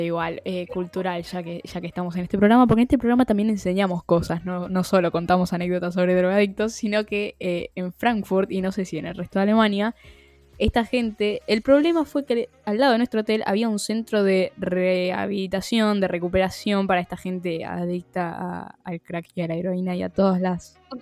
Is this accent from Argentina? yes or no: yes; Argentina; argentinas pobres